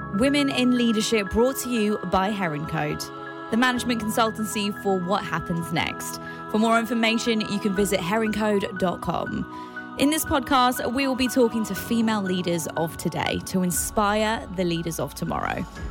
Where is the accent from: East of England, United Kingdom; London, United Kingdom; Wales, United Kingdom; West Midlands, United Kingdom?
London, United Kingdom; now in United Arab Emirates; Born and raised in London, Indian heritage